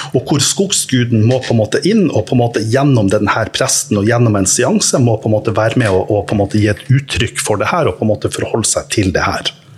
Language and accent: Norwegian; Norway; Jeg er jo norsk